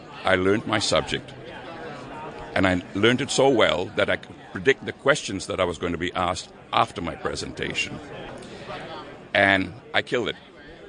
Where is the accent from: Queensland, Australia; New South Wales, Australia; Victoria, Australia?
New South Wales, Australia; Sydney; from Sydney, Australia.